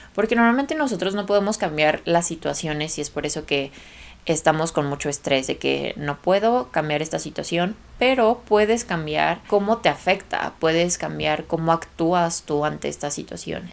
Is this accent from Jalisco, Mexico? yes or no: yes; Guadalajara, Jalisco, Mexico; moved away as an adult; now in Guadalajara, Mexico; ya mi familia ya no vive en la ciudad de la que soy, que soy de Guadalajara